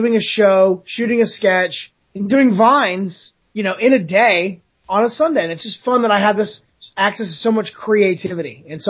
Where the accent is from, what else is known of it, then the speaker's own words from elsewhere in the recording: Florida, United States; moved away as an adult; now in Los Angeles, United States; I live in Los Angeles now, originally from Florida.